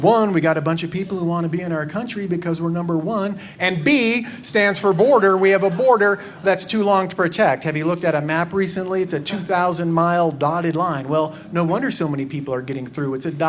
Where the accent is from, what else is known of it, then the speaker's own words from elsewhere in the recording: Tucson, Arizona, United States; moved away as an adult; now in Washington, D.C., United States; So, I grew up outside Seattle in a little town called Tucson, Arizona. And when people hear I'm from a border state